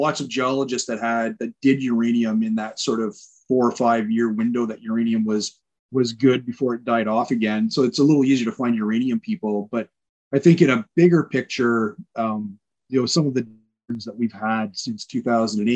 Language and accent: English; Ontario, Canada; also born or lived in Newfoundland; I was in high school in Ontario. I grew up in Ontario